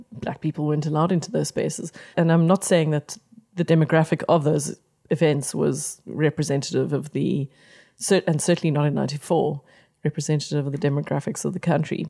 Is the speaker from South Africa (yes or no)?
yes; Pretoria, Gauteng, South Africa; I grew up in Pretoria primarily